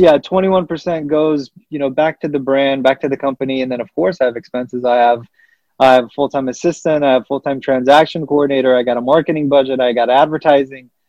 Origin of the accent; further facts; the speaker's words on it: California, United States; also born or lived in Kabul, Afghanistan / Pakistan; I came here when I was you know, roughly, you know, two and a half, nearly three years old